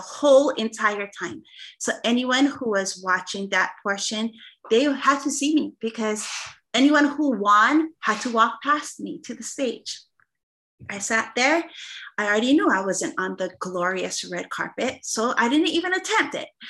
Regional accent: Hawaii, United States; I'm the Hawaiian singer

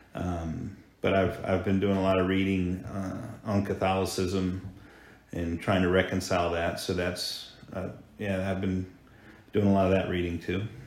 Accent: Hampton, Virginia, United States; also born or lived in Colorado; Grew up in Hampton, Virginia, nestled on the Chesapeake Bay

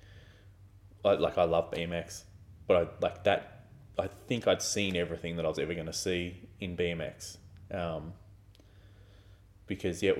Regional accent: Australia; also born or lived in Melbourne; where I grew up in Australia

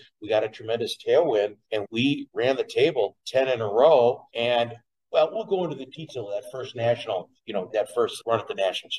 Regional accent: Eau Claire, Wisconsin, United States; I grew up in Eau Claire, Wisconsin.

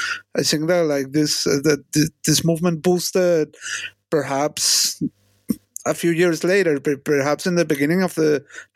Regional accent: Venezuela; moved away; I come from Venezuela, same as you.

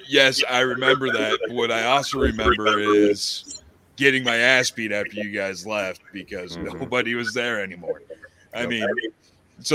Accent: Bellefonte, Pennsylvania, United States; moved away as an adult; now in Florida, United States; I grew up in Pennsylvania.

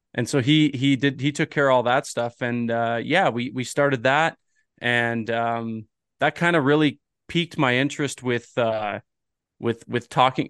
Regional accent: Ontario, Canada; moved away; I'm originally from Ontario

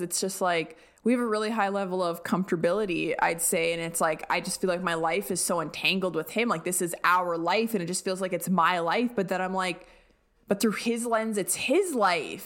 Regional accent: Alberta, Canada; moved away; growing up in Alberta

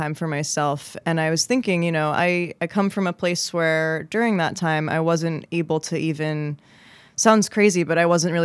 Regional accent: New Jersey, United States; also born or lived in West Philadelphia; now in Philadelphia, United States; I'm from New Jersey

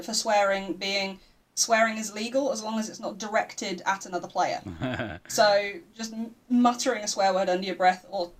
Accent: United Kingdom; I'm blaming my British heritage for that.

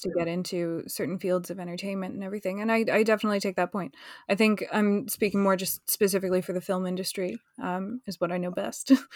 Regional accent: United States; now in London, United Kingdom; I'm American

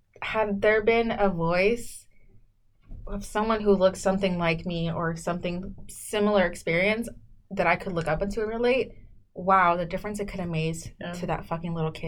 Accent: South San Francisco, California, United States; also born or lived in Mexico / Jalisco; I grew up in South City, South San Francisco.

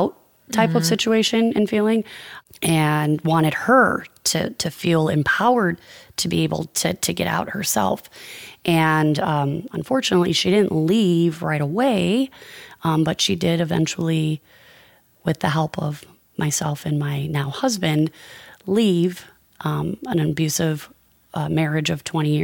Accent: Chicago, Illinois, United States; I grew up on the northwest side of Chicago

